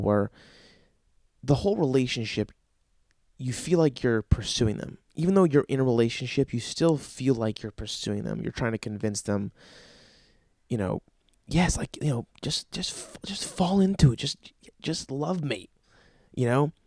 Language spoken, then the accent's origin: English; New Jersey, United States; I'm from Jersey.